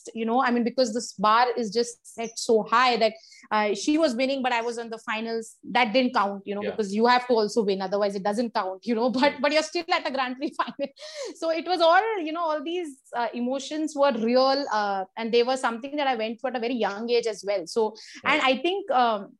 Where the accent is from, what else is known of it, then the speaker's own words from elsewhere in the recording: India; I went alone as a Indian woman singles player from India